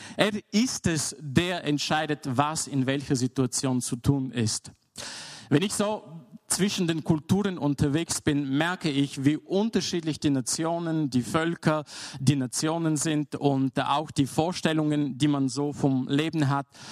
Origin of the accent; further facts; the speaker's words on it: Bulgaria; moved away; Ich bin in Bulgarien aufgewachsen